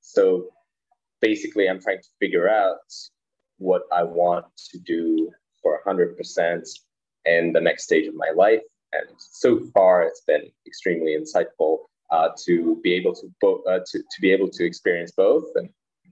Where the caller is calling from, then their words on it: Prague, Czechia; I'm currently calling from Prague in the heart of Europe, the Czech Republic.